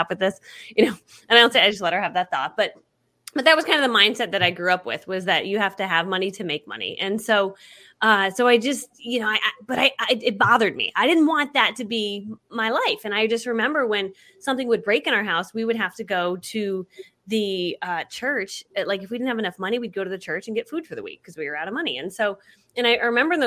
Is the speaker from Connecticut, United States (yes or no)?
yes; Connecticut, United States; I grew up in Connecticut and we were the poor family in town